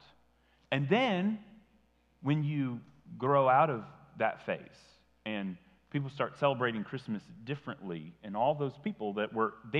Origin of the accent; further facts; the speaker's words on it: Tennessee, United States; I grew up in Tennessee, but my family always lived in Indiana